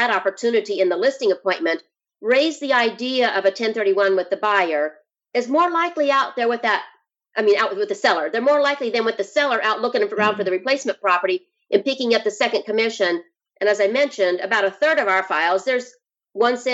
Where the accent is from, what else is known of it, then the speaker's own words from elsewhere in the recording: Idaho, United States; moved away; I'm from Idaho. I love Idaho